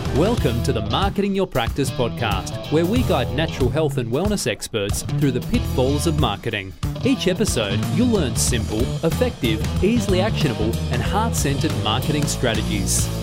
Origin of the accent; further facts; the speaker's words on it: Australia; my weird Aussie mannerisms